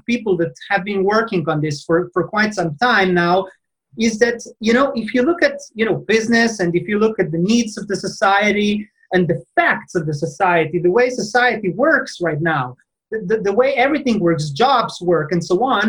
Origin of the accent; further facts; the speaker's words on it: Slovenia; I'm coming from Slovenia. It's a tiny country, you know, in Central Europe